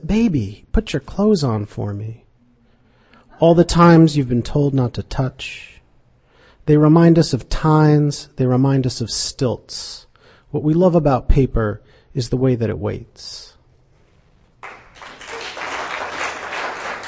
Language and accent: English; Fairbanks, Alaska, United States; moved away; I grew up in Alaska, in Fairbanks, Alaska